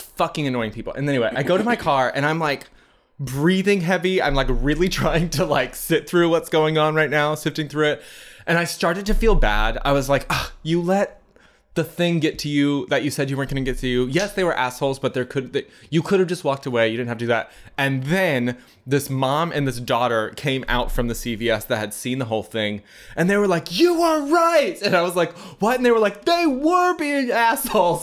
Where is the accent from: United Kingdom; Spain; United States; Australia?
United States; we're American